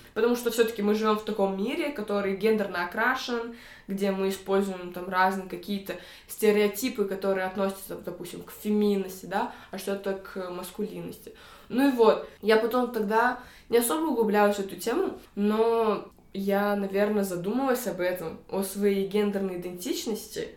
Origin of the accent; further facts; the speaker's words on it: Almaty, Kazakhstan; родом из Алматы, Казахстана.